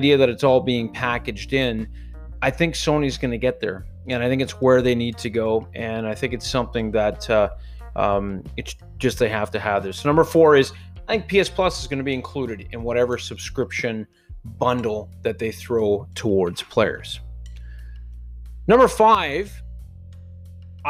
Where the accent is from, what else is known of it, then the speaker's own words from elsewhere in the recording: Canada; because I'm Canadian